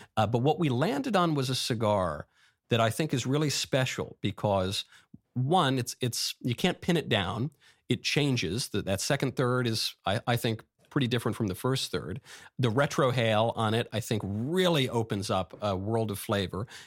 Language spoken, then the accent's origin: English; New York, United States; I grew up in New York